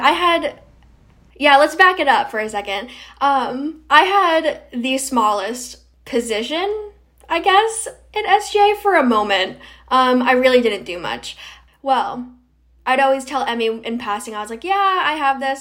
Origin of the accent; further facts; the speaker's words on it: Rhode Island, United States; also born or lived in North Carolina; I am from Rhode Island. I'm from the southern part